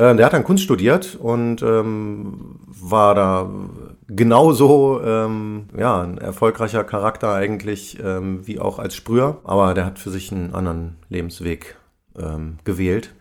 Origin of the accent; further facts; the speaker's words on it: Braunschweig, Lower Saxony, Germany; moved away as an adult; now in Hamburg, Germany; Ursprünglich bin ich aus Braunschweig, ist ja nicht weit von Hannover, bin aber Ende der 90er schon ähm, nach Hamburg gegangen